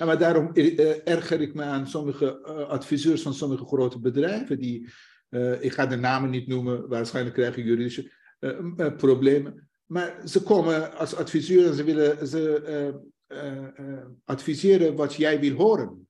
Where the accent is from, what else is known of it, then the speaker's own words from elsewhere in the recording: northern Iran, Iran; Dutch is a second language; now in Netherlands; ik kom zelf uit het platteland. Een dorp heeft een ordus en een structuur. Je hebt een hoofdstam en je hebt vrouwelijke. Eh, ik kom uit Noord-Iran